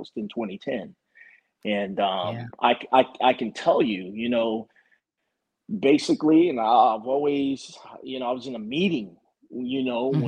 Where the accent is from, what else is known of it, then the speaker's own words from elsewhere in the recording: Walterboro, South Carolina, United States; we grew up together in my hometown, mm-hmm. which is a small town, Walterboro, South Carolina.